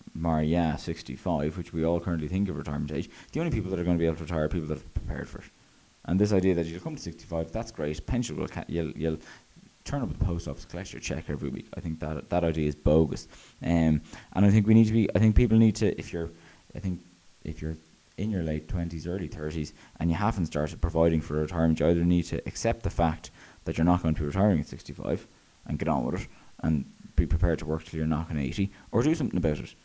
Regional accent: Ireland

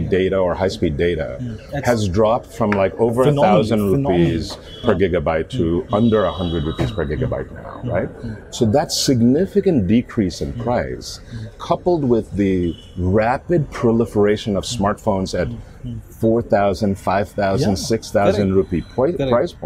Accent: Canada; moved away as an adult; also born or lived in Jamshedpur, India; now in India; Grew up in Canada

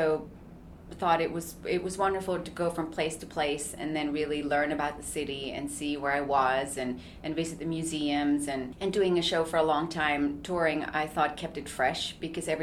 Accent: Switzerland; moved away; I grew up in Switzerland. I started all my training in Switzerland

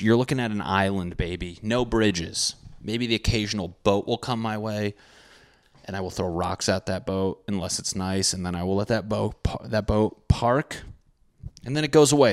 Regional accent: Connecticut, United States; When I grew up in Connecticut

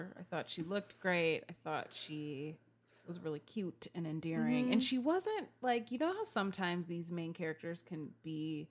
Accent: Ohio, United States; I'm from Ohio. I wonder if there's a real Christmas Valley.

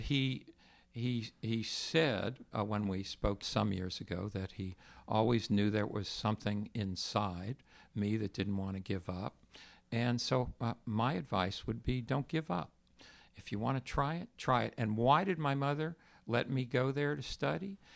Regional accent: Texas, United States; I grew up in Texas

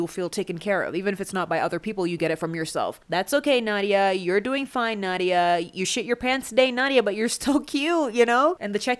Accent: Kenya; I'm so Kenyan

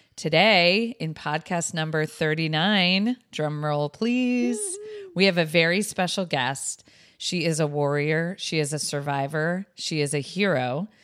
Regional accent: New Haven, Connecticut, United States; We've known each other since we were both at Hopkins School in New Haven, Connecticut together, since I was in seventh grade

